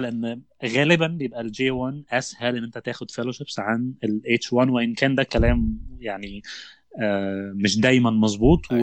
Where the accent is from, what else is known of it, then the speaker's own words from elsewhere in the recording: Egypt; moved away as an adult; now in United States; مش موجوده عندنا في مصر